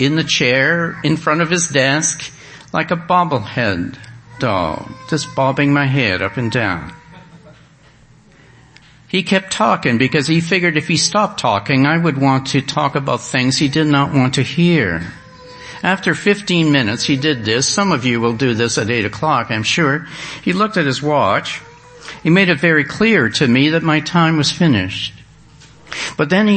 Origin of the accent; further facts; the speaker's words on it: Canada; I'm from Canada